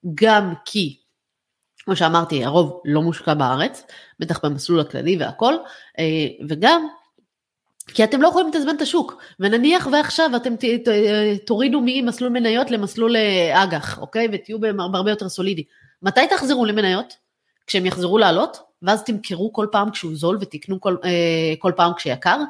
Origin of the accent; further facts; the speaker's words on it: Israel; אני עכשיו כצרכנית ישראלית